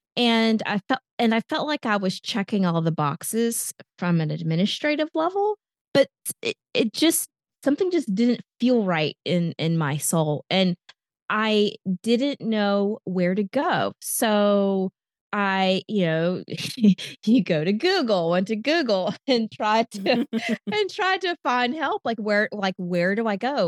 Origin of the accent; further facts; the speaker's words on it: Raleigh, North Carolina, United States; now in Charlotte, United States; I'm originally from the Raleigh, North Carolina